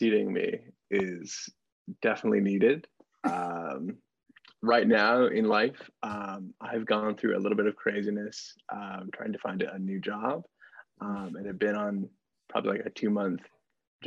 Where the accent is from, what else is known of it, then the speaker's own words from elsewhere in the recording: Montana, United States; moved away as an adult; now in Norfolk, United States; I am originally from Montana, but now live here in beautiful, sometimes southeastern Virginia